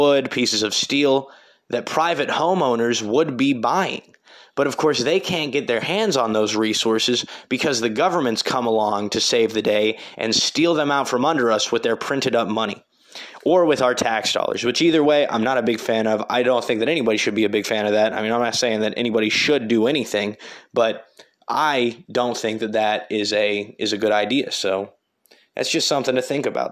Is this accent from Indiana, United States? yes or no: yes; Terre Haute, Indiana, United States; my hometown of Terre Haute